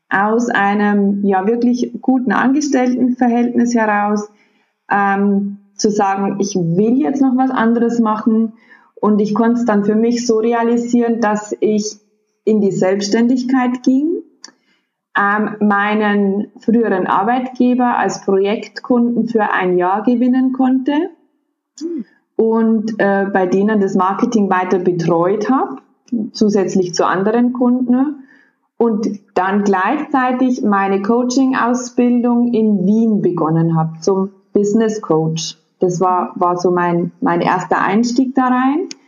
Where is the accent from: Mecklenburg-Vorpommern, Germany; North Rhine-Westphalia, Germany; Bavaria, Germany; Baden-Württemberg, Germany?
Bavaria, Germany; Und ich komme aus Bayern und zwar so aus der Oberpfalz.